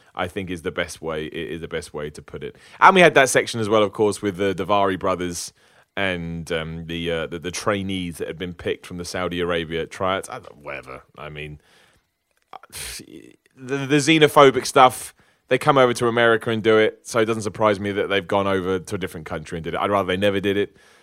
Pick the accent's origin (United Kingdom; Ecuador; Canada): United Kingdom; I'm a British person